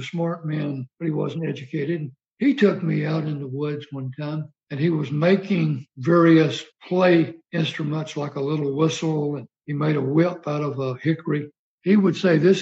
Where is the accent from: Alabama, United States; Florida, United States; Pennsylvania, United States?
Alabama, United States; moved away as an adult; also born or lived in Germany / Maryland; growing up in Alabama